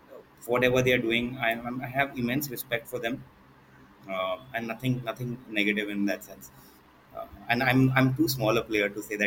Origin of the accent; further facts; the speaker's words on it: Ratnagiri, Maharashtra, India; my hometown is Ratnagiri, which is a small town.